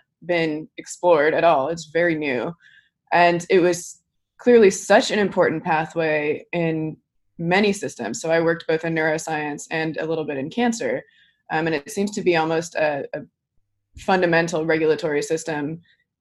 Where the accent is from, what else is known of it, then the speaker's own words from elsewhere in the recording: California, United States; English is a second language; also born or lived in Netherlands; I was born in the Netherlands, and when I was 7, my family moved to California